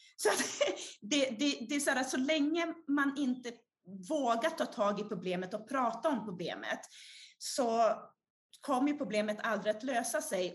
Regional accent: Umeå, Västerbotten County, Sweden; born or raised there; also born or lived in Brazil

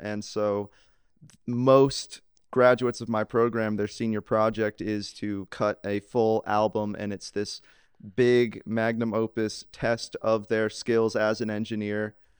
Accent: Laurel, Mississippi, United States; I grew up in Laurel, Mississippi

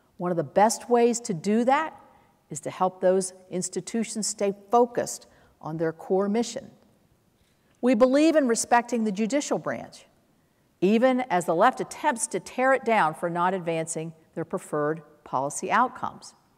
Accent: West Virginia, United States; I grew up watching my parents work as public servants. My dad, as I touched on earlier, was a Republican through and through and served our state of West Virginia

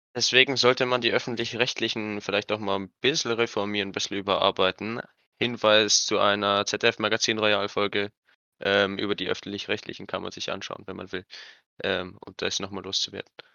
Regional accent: Germany; bei uns in Deutschland

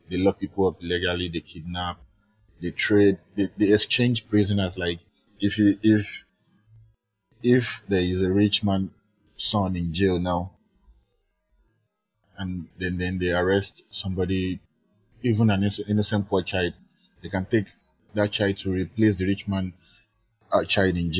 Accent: Lagos, Nigeria; Those are the ghetto parts of Lagos where I grew up. I grew up in the Bariga part.

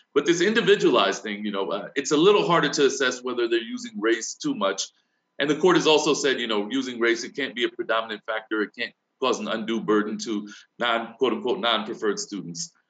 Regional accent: New Castle County, Delaware, United States; growing up in Newcastle County, Delaware, during the era of comprehensive school desegregation.

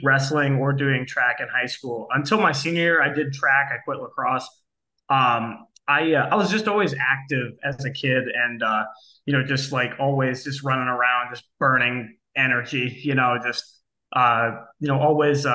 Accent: Akron, Ohio, United States; now in Kent, United States; I grew up in Akron, Ohio. I now live in Kent, Ohio

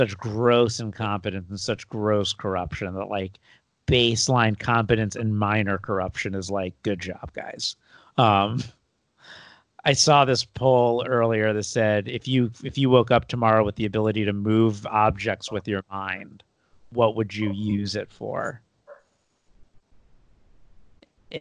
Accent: United States; also born or lived in California; being an American

